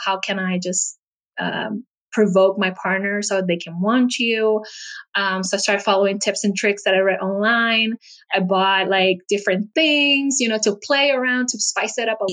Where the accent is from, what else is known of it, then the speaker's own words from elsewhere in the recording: Puerto Rico; now in United States; I live in the United States, but I'm actually from Puerto Rico, and it's an island in the Caribbean